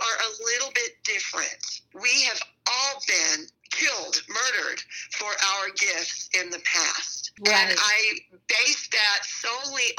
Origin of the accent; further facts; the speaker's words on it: Texas, United States; also born or lived in San Francisco area, California; now in Arizona, United States; growing up in Texas